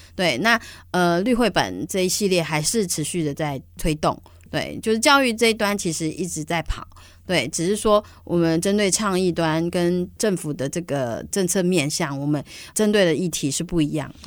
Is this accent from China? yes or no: no; Banqiao, New Taipei, Taiwan; also born or lived in Matsu; 我是台北，呃，算是板，我是板桥人，在都会长大的小孩